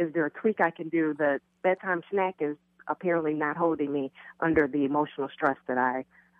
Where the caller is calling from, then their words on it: Illinois, United States; I'm calling from Illinois.